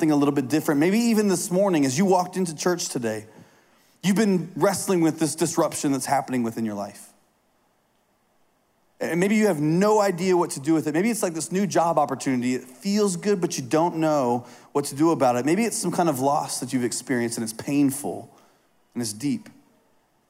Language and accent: English; Indiana, United States; I grew up in Indiana